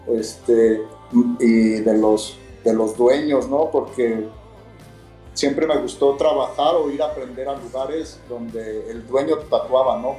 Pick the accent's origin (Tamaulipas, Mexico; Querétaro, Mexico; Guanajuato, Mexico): Guanajuato, Mexico; León; soy de León, Guanajuato, entonces de un barrio